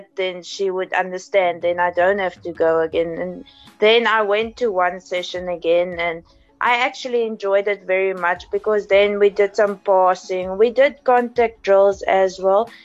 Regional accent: East London, Eastern Cape, South Africa; I'm from East London. I went to Grange High School and primary school as well

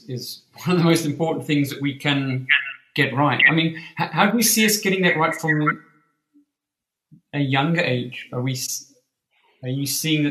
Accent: New Zealand; I was born in New Zealand

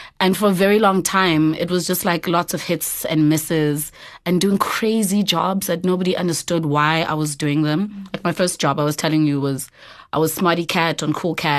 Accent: Eastern Cape, South Africa; So I'm originally from the Eastern Cape.

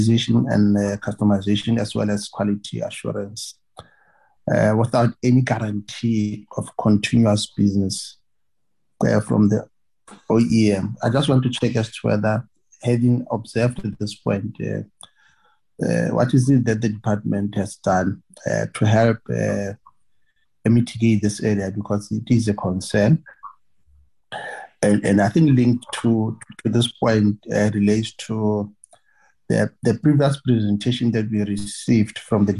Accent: Northern Cape, South Africa; I come from Northern Cape.

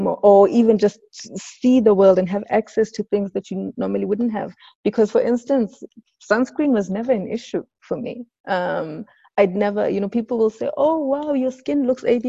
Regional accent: Johannesburg, Gauteng, South Africa; also born or lived in Sebokeng; we moved from Sibugeng, but the real part of my childhood was in Lanesia South

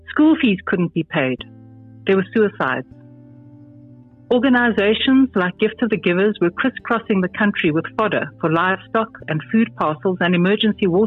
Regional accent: Zimbabwe; now in South Africa; I feel like I've come home. I've returned to a place with the same values I grew up with in Zim, where people help one another.

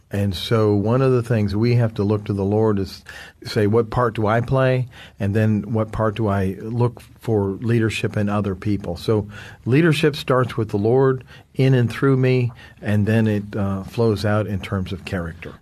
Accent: United States; from the United States. I'm here in South Africa

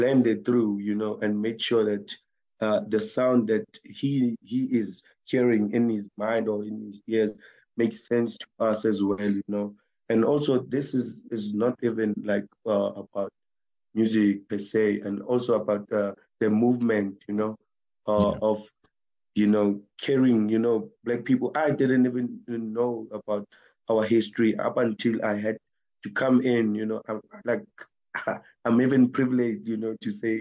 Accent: Tembisa, Gauteng, South Africa; we are from Tembisa, me and Reti

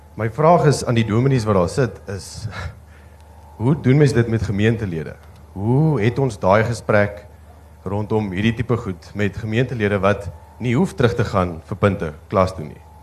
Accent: Namibia; moved away as an adult; now in Stellenbosch, South Africa; ek kom van Namibia af

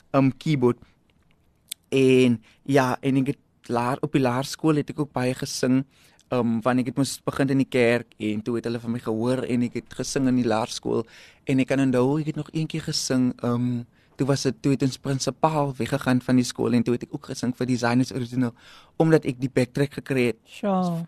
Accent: South Africa; um ek het daar opgegroei binne in Salouris Paas

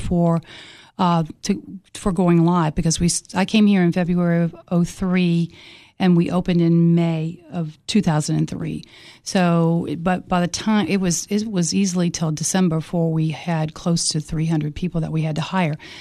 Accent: Mississippi Gulf Coast, United States; moved away as an adult; also born or lived in Miami / Cookeville; Hurricane Katrina destroyed my hometown just like Camille did

